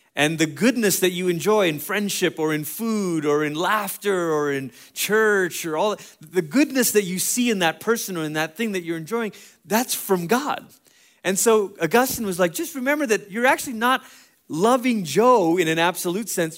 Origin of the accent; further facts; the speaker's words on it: Malaysia; moved away; I grew up in Malaysia